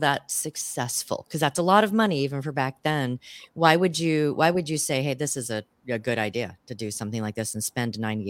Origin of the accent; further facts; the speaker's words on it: Seattle, Washington, United States; moved away; I come from the Pacific Northwest, Seattle